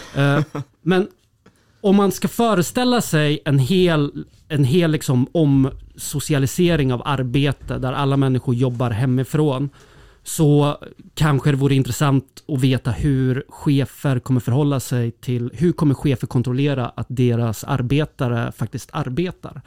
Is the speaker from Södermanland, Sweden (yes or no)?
yes; Södermanland, Sweden; Jag är ju sörmlänning